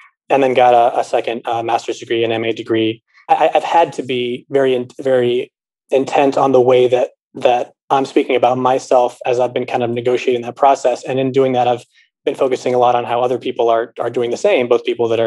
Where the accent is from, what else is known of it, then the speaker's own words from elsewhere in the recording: Los Angeles, California, United States; also born or lived in New York; now in Chicago, United States; I'm originally from Los Angeles. I live in Chicago now